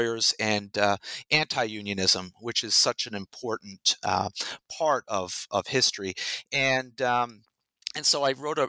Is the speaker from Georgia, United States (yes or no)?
no; Rhode Island, United States; moved away as an adult; also born or lived in Massachusetts / New York State; now in Texas, United States; I'm not from Texas. I grew up in Rhode Island in the Northeast